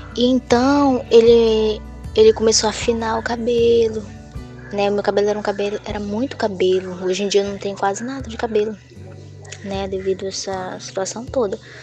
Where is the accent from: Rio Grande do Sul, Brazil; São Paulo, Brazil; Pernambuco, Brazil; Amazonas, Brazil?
Amazonas, Brazil; Novo Aripuanã; now in Porto Velho, Brazil; sou de Novo Ariponã, do Amazonas, e atualmente estou morando em Porto Velho, Rondônia